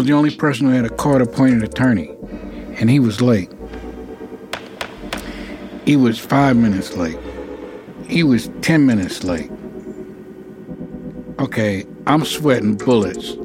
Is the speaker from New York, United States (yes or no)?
yes; New York, United States; moved away; I'm from New York. You know, I grew up in Harlem